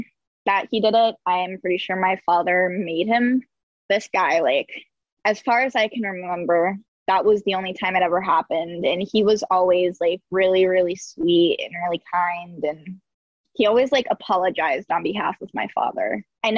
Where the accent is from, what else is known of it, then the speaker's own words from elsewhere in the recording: Saratoga County, New York, United States; I was right on the cusp of Saratoga County and Warren County, but it's this little trailer park